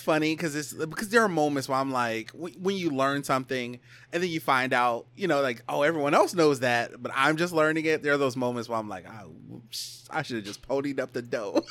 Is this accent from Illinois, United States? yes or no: yes; Chicago, Illinois, United States; I'm from Chicago.